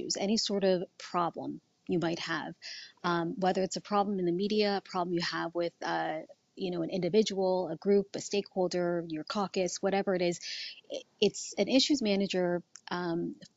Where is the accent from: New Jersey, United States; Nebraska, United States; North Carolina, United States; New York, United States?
New Jersey, United States; moved away as an adult; now in Toronto, Canada; I grew up in New Jersey